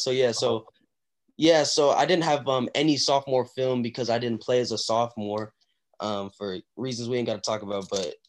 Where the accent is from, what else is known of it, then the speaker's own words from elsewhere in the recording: Tulsa, Oklahoma, United States; born there; now in Texas, United States; So I was born in Tulsa, Oklahoma. And, you know, the football there is, like, it's okay, but it's not, you know, that highly, like, there's not a lot of recruits coming out of Oklahoma, Tulsa, Oklahoma.